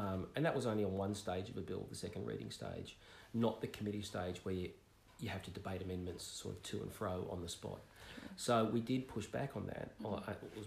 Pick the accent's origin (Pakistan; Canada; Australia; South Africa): Australia; Melbourne, Victoria; my hometown of Melbourne